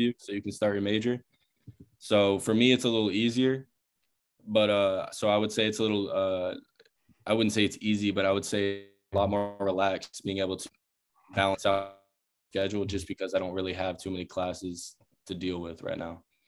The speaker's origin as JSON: {"language": "English", "town": "Charleston", "region": "South Carolina", "country": "United States", "tie": "born or raised there", "moved": "as an adult", "said": "I'm from Charleston, South Carolina. So, I've been playing in Charleston pretty much my whole life"}